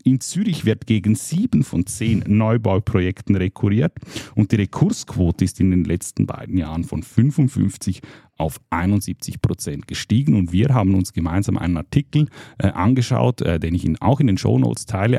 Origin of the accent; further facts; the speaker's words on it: Liechtenstein; ich bin Liechtensteiner